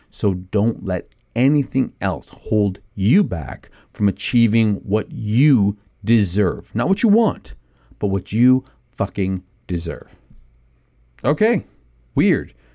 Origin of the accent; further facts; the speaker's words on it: Canada; I'm a, I'm a Canadian who can't ice skate